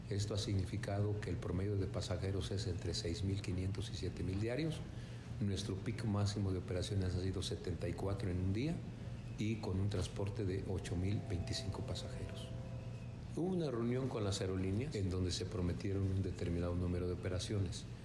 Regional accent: Mexico; deberíamos estar preocupados todos como sociedad, como mexicanos, de hacerlo productivo.

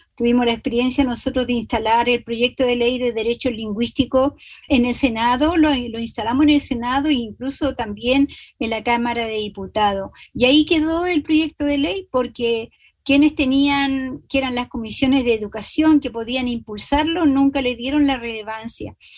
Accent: Chile; La invitación que hace mi pueblo y que siempre hicieron mientras yo crecía

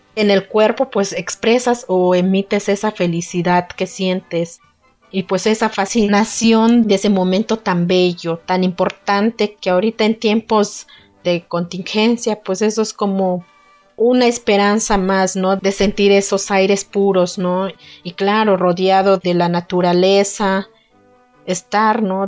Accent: Santa María Tlahuitoltepec, Oaxaca, Mexico; first language Mixe (Ayuujk); Spanish is a second language; originaria de la comunidad de Santa María Tlautoltepec, Mije, Oaxaca

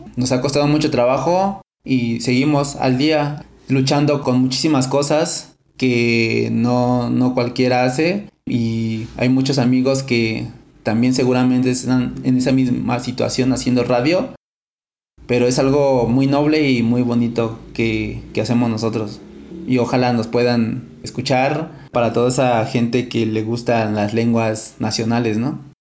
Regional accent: Mexico City, Mexico; also born or lived in home village in the Mazatec sierra; Yo crecí hasta los 8 o 7 años aquí en la Ciudad de México. De ir me regreso a mi pueblo 3 años. Y en ese lapso yo aprendo el lenguaje mazateco.

